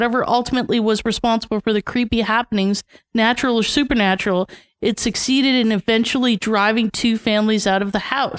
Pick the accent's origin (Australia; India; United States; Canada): Canada; Toronto, Ontario; I'm from North York. Shout out North York.